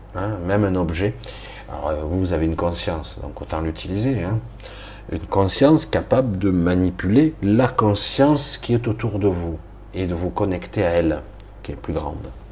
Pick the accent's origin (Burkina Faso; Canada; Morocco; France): France; je suis français